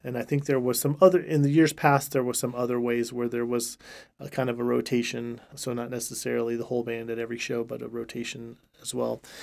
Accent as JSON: {"language": "English", "town": "Riverbank", "region": "California", "country": "United States", "moved": "as an adult", "lives_now": "Stillwater, United States", "said": "I'm from Riverbank, California, which is, uh, uh, just a couple hours south of the state capital, Sacramento."}